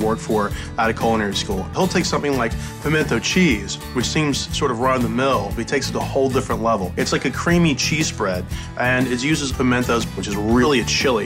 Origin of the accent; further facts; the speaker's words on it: the American South, United States; growing up in the American South is where I cut my teeth on food